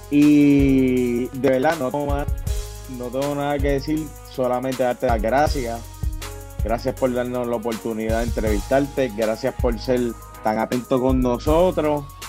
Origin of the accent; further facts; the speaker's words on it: Puerto Rico; como puertorriqueños